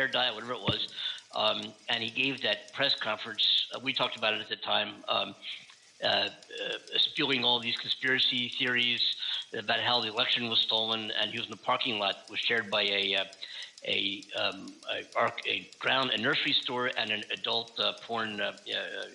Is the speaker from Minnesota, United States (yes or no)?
no; Philadelphia, Pennsylvania, United States; now in California, United States; I'm from Philadelphia and grew up on Tasty Cakes